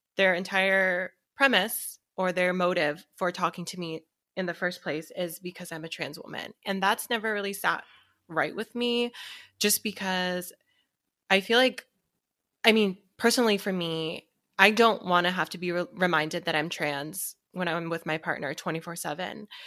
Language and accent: English; Seattle, Washington, United States; I'm from Seattle